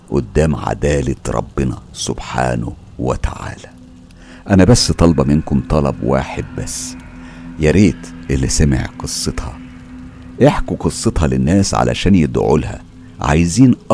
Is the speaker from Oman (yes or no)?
no; Biskra, Biskra Province, Algeria; من الجزائر وبالضبط من ولاية بسكرة